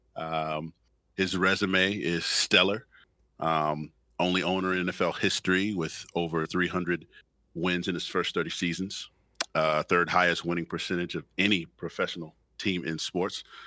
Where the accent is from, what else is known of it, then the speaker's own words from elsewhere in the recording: Chicago, Illinois, United States; my hometown is Chicago.